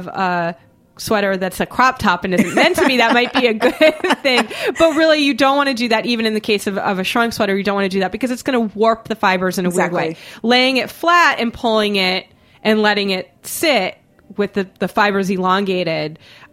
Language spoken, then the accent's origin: English; Boston, Massachusetts, United States; now in New York, United States; I grew up in Boston